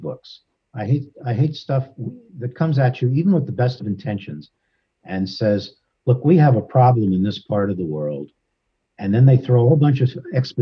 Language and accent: English; Los Angeles, California, United States; someone growing up in Los Angeles